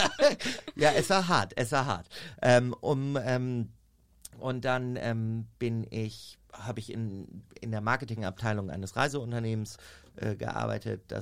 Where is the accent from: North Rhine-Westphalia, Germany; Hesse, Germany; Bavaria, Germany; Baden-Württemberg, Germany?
North Rhine-Westphalia, Germany; Minden; ich komme aus Minden. Das liegt zwischen Bielefeld und Hannover. Bin mhm. da tatsächlich auf dem Bauernhof groß geworden.